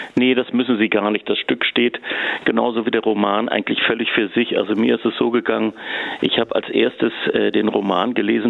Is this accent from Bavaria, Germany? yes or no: no; Hamburg, Germany; also born or lived in Zurich, Switzerland; now in Freiburg, Germany; Also ich komme eigentlich ja ursprünglich aus Hamburg, habe aber auch viele Jahre in der Schweiz und in Zürich gelebt